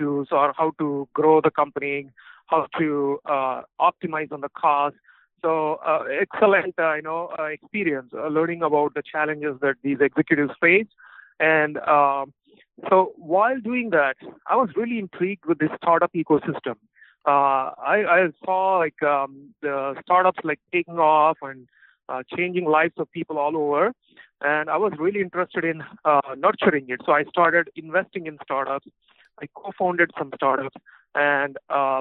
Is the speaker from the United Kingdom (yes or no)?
no; Anantapur, Andhra Pradesh, India; moved away; So I'm actually from India. So I'm okay. From a small town called Anantapur in Andhra Pradesh. That's a state in India.